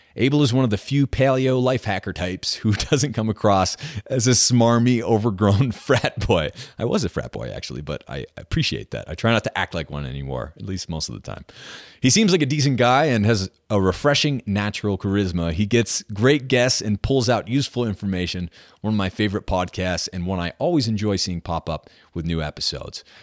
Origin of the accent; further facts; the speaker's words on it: New Hampshire, United States; moved away; I grew up in New Hampshire